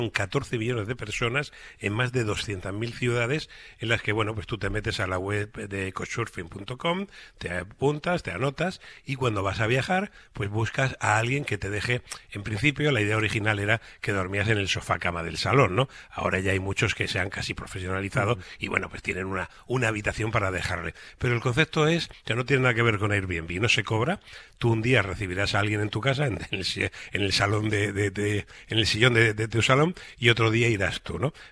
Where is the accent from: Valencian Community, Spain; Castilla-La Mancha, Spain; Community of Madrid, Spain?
Valencian Community, Spain; Valencia; yo soy del Mediterráneo y el Mediterráneo es el mejor lugar del mundo y Valencia es luz y color Mediterráneo